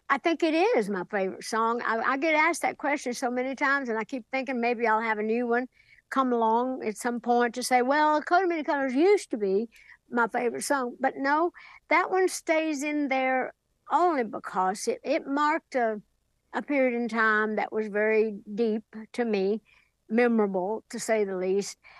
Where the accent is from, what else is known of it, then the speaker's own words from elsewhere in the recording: Sevier County, Tennessee, United States; back home in Sevier County, Tennessee, my hometown